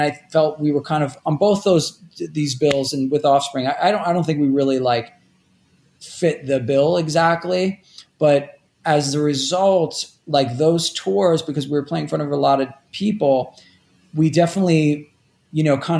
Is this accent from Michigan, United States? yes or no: no; Rockaway Beach, New York, United States; although for the most part, I grew up in Rockaway Beach, which is kind of like on the edge of Queens.